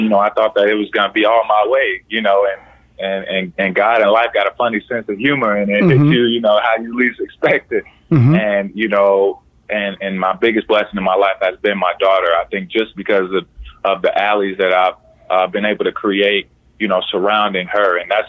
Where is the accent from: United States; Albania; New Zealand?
United States; Indiana; Born and raised in Indiana, yeah.